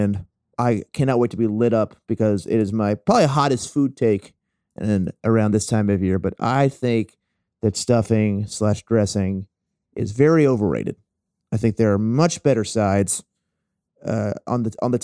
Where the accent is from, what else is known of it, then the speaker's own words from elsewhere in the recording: the South, United States; I'm from the South